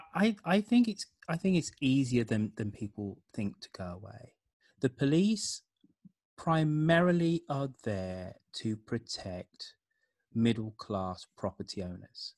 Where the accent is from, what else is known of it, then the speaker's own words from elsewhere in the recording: United Kingdom; moved away as an adult; also born or lived in San Francisco Bay Area; now in San Francisco, United States; being British and growing up in the seventies, eighties, and nineties